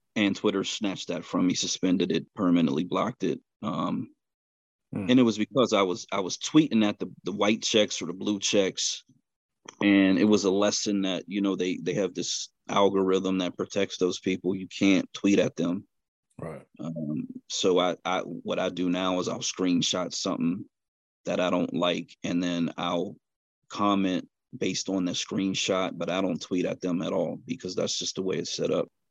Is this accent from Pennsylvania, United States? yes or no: yes; Pittsburgh, Pennsylvania, United States; right in western Pennsylvania. Um, born and raised, grew up here